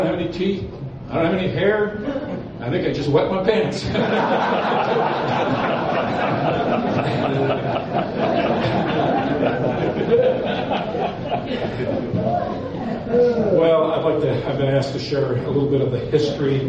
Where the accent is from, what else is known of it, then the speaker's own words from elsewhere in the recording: Milwaukee, Wisconsin, United States; also born or lived in New Richmond, Wisconsin; I grew up in Milwaukee, Wisconsin